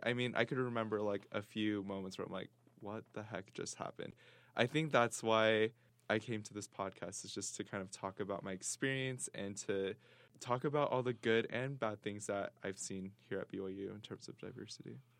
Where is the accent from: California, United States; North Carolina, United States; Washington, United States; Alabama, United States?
Washington, United States; Seattle; moved away as an adult; now in Provo, United States; I'm from Seattle, Washington